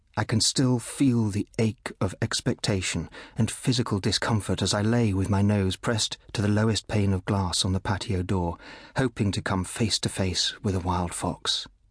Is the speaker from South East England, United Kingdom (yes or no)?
no; Bristol, South West England, United Kingdom; born or raised there; also born or lived in Kenya